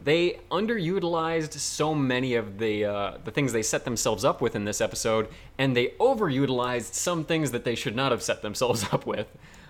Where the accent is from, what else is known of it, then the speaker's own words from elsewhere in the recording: Canada; But I don't know this as a Canadian thing at all.